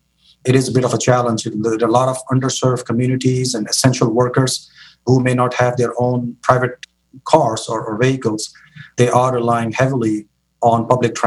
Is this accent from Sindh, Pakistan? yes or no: yes; Karachi, Sindh, Pakistan; moved away as an adult; now in San Francisco Bay Area, United States; born and raised in Karachi, Pakistan, you know, came to the United States for my higher education